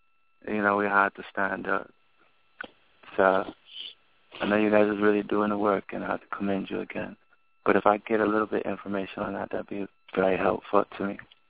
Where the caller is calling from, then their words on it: Pasadena, California, United States; we're calling from Pasadena, California.